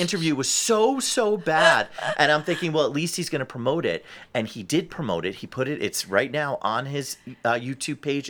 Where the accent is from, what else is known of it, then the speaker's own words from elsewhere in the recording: New Jersey, United States; now in Cleveland, United States; I'm from New Jersey